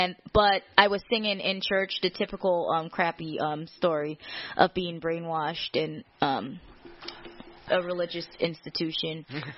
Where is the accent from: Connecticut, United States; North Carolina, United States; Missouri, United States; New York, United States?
New York, United States; New York City; also born or lived in Caribbean; now in Buffalo, United States; I grew up in Queens, Jamaica Hills.